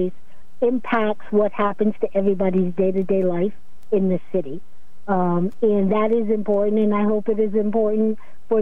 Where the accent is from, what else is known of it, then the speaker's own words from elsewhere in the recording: Norwich, Connecticut, United States; also born or lived in Pennsylvania; my family is not originally from here. We're from Pennsylvania, but I went to school here, elementary, all the way through high school, and I raised my family here, so I consider myself from Norwich at this point